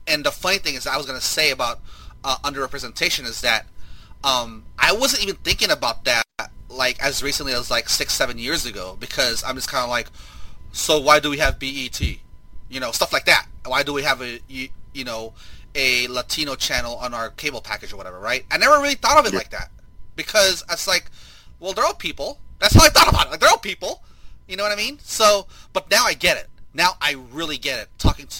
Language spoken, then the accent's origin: English; Philippines; Some people have a hard time believing that I'm Filipino, but I would reveal I was speaking Tagalog sometimes because I do speak the language.